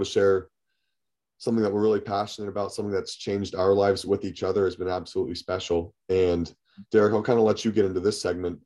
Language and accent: English; San Diego, California, United States; moved away as an adult; now in Michigan, United States; I am born and raised in the suburbs of San Diego.